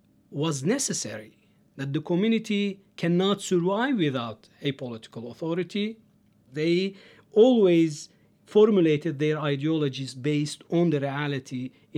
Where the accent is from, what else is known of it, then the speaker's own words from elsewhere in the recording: Turkey; moved away as an adult; also born or lived in United States; now in St. Louis, United States; I am originally from Turkey, and I did my PhD here in the States at the University of Chicago.